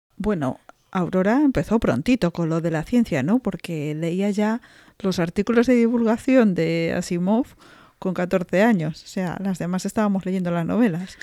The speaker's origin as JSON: {"language": "Spanish", "country": "Spain", "said": "siendo española"}